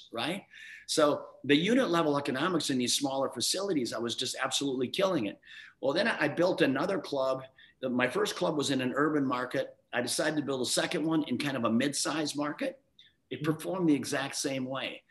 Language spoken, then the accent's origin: English; Midwest, United States; I grew up youngest of seven kids in a small town in the Midwest.